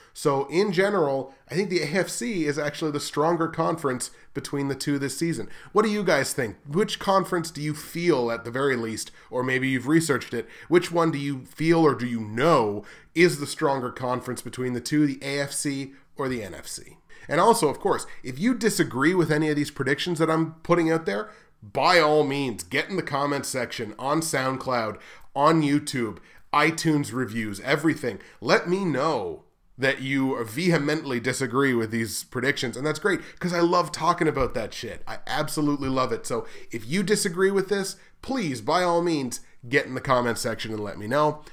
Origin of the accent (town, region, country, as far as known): Canada